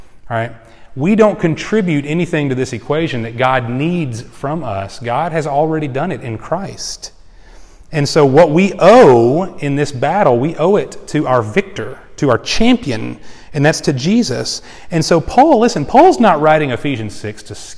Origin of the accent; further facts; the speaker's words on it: Houston, Texas, United States; I grew up in the Houston area in Texas.